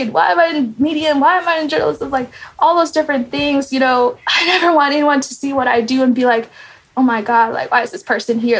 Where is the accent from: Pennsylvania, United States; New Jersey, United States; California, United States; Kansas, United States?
Kansas, United States; also born or lived in Nairobi, Kenya; I grew up in Kansas, Topeka, and Lawrence.